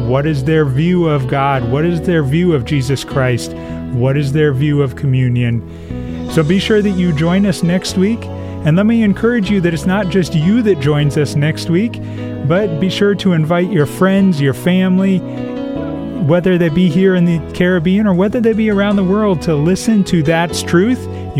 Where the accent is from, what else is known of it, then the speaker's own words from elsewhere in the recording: United States; moved away; a pastor that I grew up under in the States, Pastor Dr. Marshall Fant III.